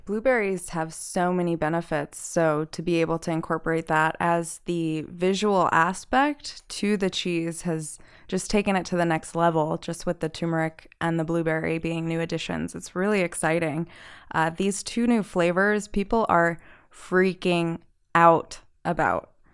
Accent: New Jersey, United States; moved away; I'm from New Jersey, and when I ship to my family in New Jersey

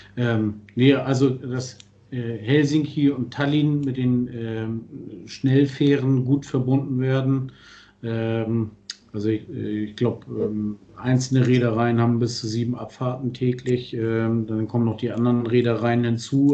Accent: Germany; als Deutscher

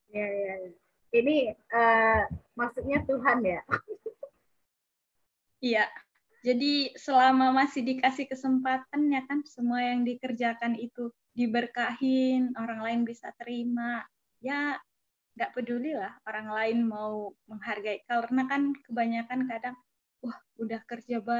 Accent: Sumatra, Indonesia; Aku orang Sumatera

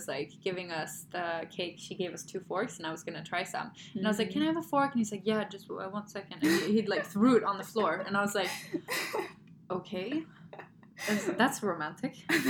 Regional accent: Sweden; moved away; also born or lived in Germany; I grew up in Sweden and I lived in Germany, but in the winters, we'd always go back over Christmas home to Sweden.

